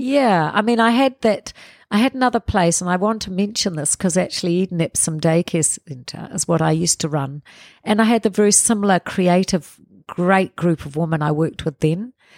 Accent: Porirua, Wellington, New Zealand; we grew up in Parramatta till I was eight.

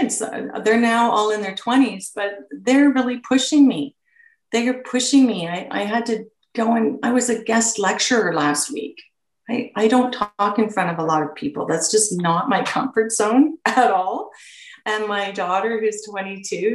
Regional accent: Peterborough, Ontario, Canada; I was born and raised in Peterborough, and I went to Adam Scott Collegiate.

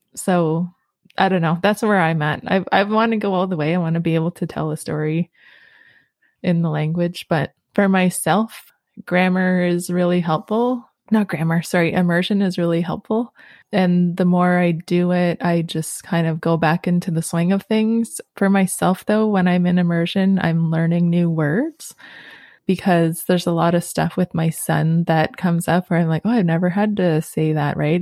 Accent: Sudbury, Ontario, Canada; now in Rama, Canada; me growing up in Sudbury

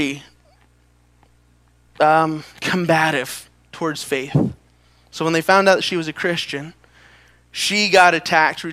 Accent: Los Angeles, California, United States; moved away as an adult; I'm from Los Angeles

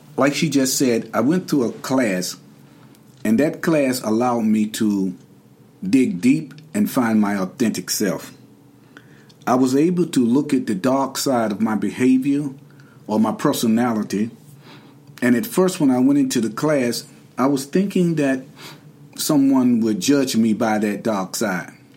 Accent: Durham, North Carolina, United States; I'm from Durham, North Carolina originally.

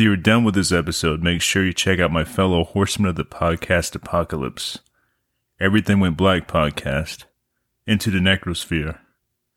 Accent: the South, United States; also born or lived in South Carolina; I've been in the South all my life

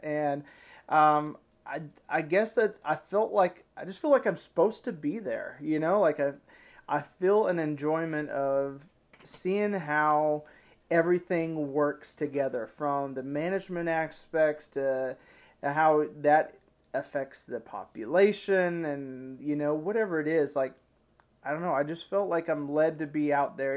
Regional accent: Arkansas, United States; also born or lived in Ozarks; now in Missouri, United States; I'm from Arkansas originally, and now I live just over the line in Missouri.

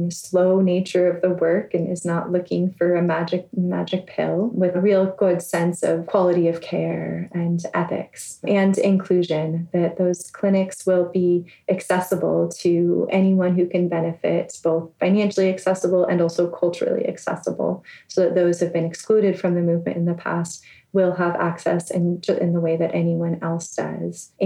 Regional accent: Bay Area, California, United States; me growing up in the Bay Area

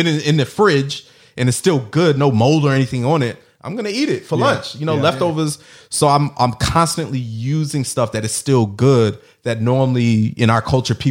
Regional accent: Jamaica; For all the Jamaicans out there, I'm Jamaican.

